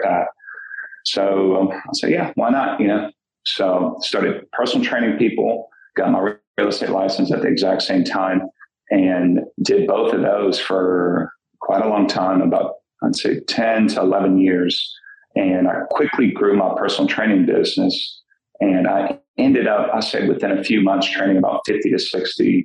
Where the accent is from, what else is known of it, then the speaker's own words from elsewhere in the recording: New Orleans, Louisiana, United States; I'm from New Orleans and graduated from Archbishop Shaw down there on the West Bank